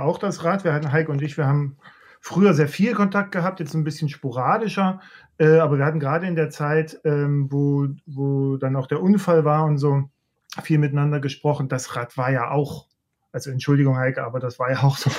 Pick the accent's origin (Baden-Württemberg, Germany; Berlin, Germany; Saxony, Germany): Saxony, Germany; Leipzig; ich komme ja aus der, aus der DDR, ich bin Leipziger